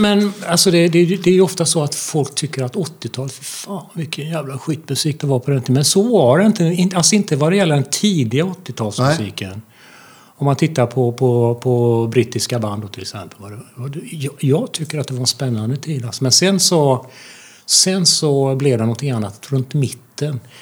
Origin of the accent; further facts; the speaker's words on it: Falköping, Västra Götaland, Sweden; now in Gothenburg, Sweden; jag kommer från Falköping